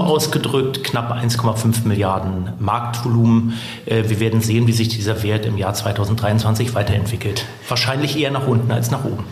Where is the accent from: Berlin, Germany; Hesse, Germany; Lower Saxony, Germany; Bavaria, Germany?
Berlin, Germany; moved away as an adult; also born or lived in Sweden; Also ich komme ursprünglich tatsächlich aus dem guten alten Westberlin, bin äh, gebürtiger Schlottenburger und dann haben mich meine Eltern irgendwann äh, im zarten Alter von sechs Jahren nach Berlin-Spandau